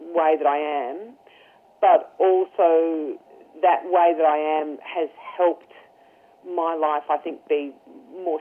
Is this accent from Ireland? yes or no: yes; Ireland; I'm Irish